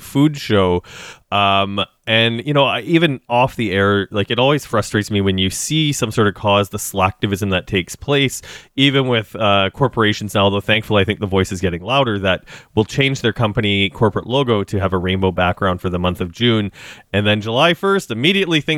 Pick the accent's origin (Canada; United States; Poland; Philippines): Canada; Regina, Saskatchewan; moved away; I grew up in Regina